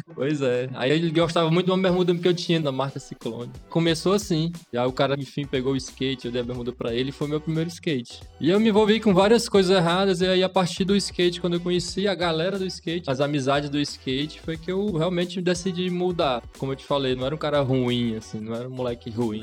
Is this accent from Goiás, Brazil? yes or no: no; Teresina, Piauí, Brazil; also born or lived in Brasília; Eu sou natural de Teresina, sempre morei aqui na Zona Leste, no bairro Ninga.